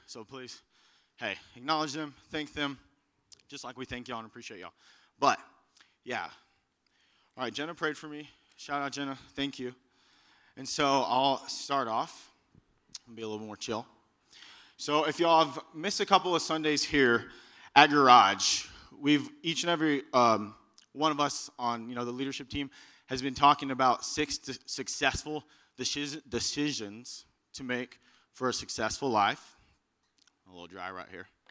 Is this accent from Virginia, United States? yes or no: no; Texas, United States; moved away as an adult; I'm from Texas